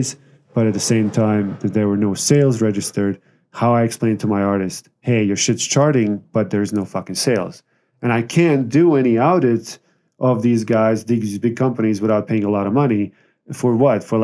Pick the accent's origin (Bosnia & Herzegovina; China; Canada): Bosnia & Herzegovina; now in Las Vegas, United States; So I'm from Bosnia, ex-Yugoslavia.